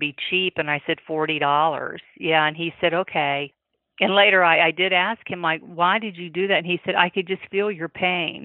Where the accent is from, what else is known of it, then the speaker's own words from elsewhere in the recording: the South, United States; being a Southerner